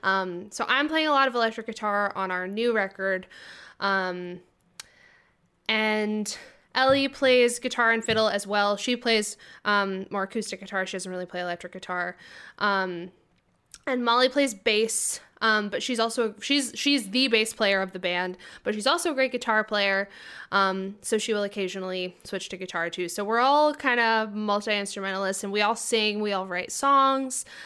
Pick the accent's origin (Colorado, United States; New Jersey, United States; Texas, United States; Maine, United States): Maine, United States; South Berwick; moved away as an adult; also born or lived in Boston; I grew up in South Berwick, Maine, um, very, the very bottom tip of Maine